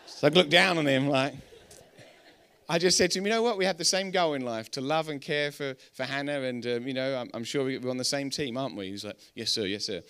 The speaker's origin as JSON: {"language": "English", "region": "England", "country": "United Kingdom", "accent": "English", "said": "we're English"}